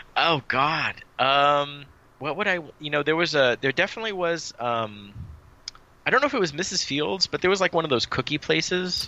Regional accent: San Jose, California, United States; the one that we grew up with in San Jose

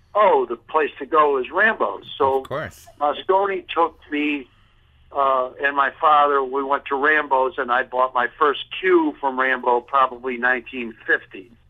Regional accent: Chicago, Illinois, United States; I grew up in Chicago

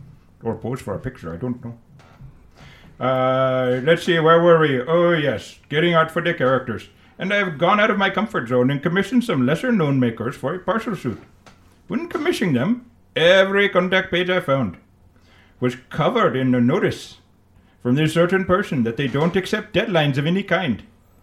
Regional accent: India; We don't even have the kitsunes in India.

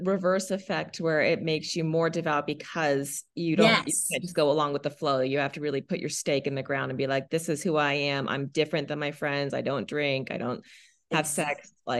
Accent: Texas, United States; now in Spokane, United States; I live in Spokane, Washington. I have 4 children, ages 5 to 13. Okay. I am married, raised LDS. I grew up in Texas, which just because that's not Utah did not make us any less devout.

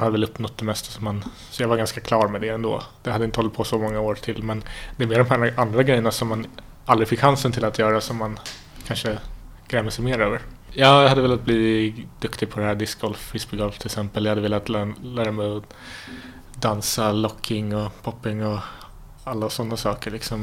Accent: Stockholm, Stockholm County, Sweden; Jag är stockholmare. Eh, född i eh, Mälarhöjden. I ett litet villasamhälle där, där eh, väldigt trygg uppväxt

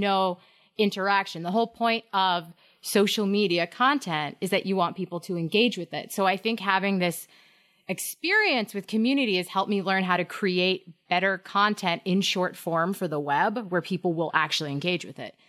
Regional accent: Hampton Falls, New Hampshire, United States; I was in Hampton Falls, my hometown

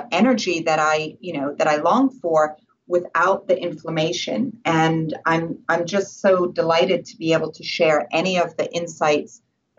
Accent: Switzerland; born there; And I was born in Switzerland, and it was 1974 when I was born.

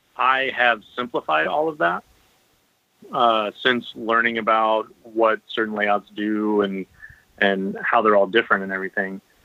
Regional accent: Pensacola, Florida, United States; moved away as an adult; also born or lived in Wichita, Kansas; I grew up in the Panhandle, I didn't have high school bowling

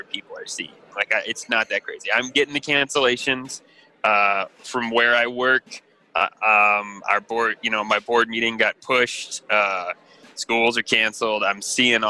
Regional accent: Michigan, United States; we're from Michigan

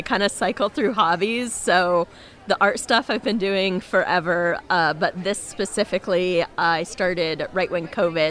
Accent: Indianapolis, Indiana, United States; I'm actually from Indianapolis.

